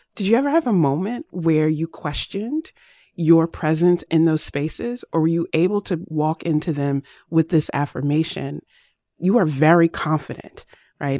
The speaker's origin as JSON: {"language": "English", "region": "Virginia", "country": "United States", "tie": "born or raised there", "said": "as a kid growing up in Virginia"}